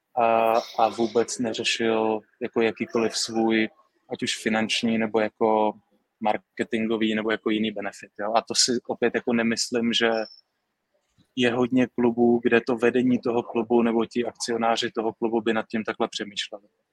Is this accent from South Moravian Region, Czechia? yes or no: yes; Brno, South Moravian Region, Czechia; Já, já z Brna jsem, já z Brna jsem, vím, jak to tam funguje